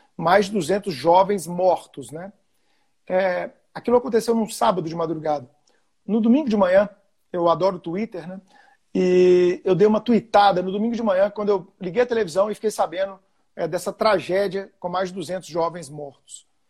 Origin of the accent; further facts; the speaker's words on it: Belo Horizonte, Minas Gerais, Brazil; Eu sou de Belo Horizonte